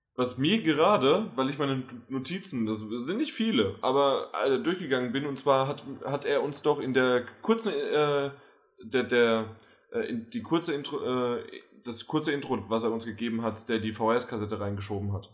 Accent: Germany; wir als Deutsche

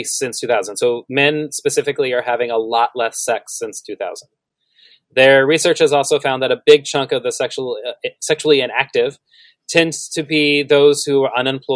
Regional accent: Texas, United States; We're both from Texas

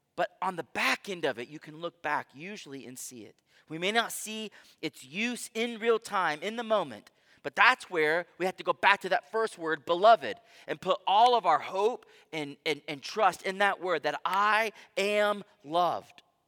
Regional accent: Houston, Texas, United States; I grew up in Houston, Texas

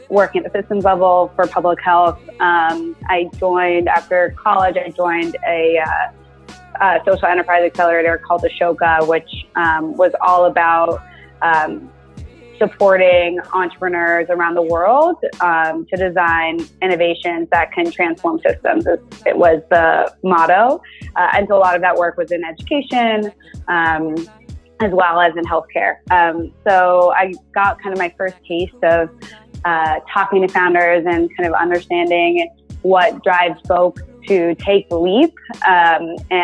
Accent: Houston, Texas, United States; I was born in Houston, born and raised to a doctor

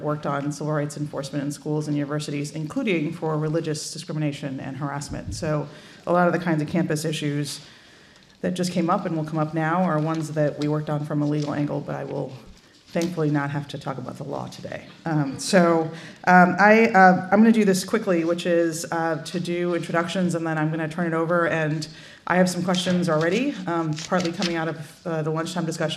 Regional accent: Chicago, Illinois, United States; my hometown of Chicago

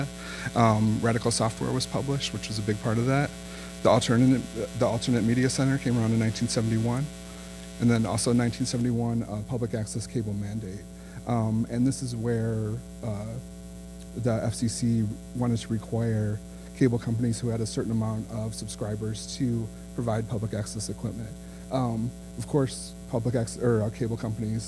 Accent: Midwest, United States; now in Austin, United States; I'm from the Midwest

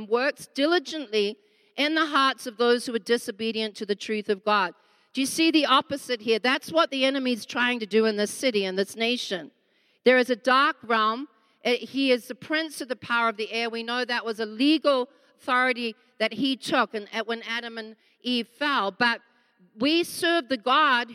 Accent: Australia; now in South Africa; I'm actually an Aussie living here, but married to this lamb

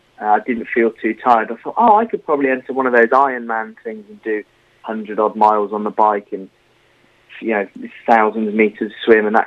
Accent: near Bristol, South West England, United Kingdom; moved away; also born or lived in Bournemouth; So I grew up near Bristol, quite a nice upbringing, good family

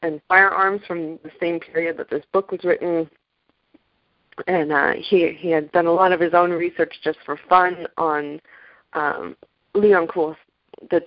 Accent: near Colonial Williamsburg, Virginia, United States; I grew up near Colonial Williamsburg

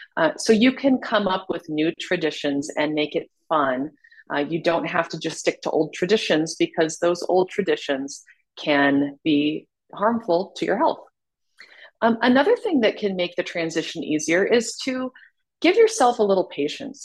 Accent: Salt Lake City, Utah, United States; I was born and raised in Salt Lake City, Utah

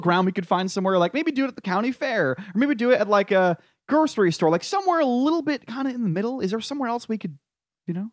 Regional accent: New England, United States; I'm from New England

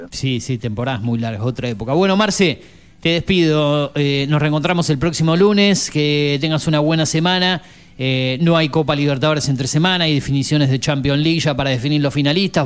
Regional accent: Argentina; como argentino

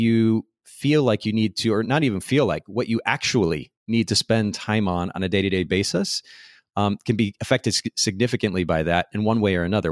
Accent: United States

